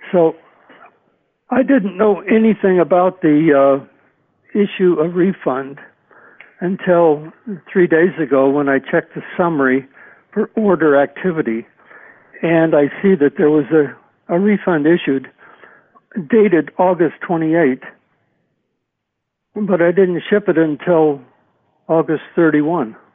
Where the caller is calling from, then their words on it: Brush Prairie, Washington, United States; I'm calling from Brush Prairie, Washington.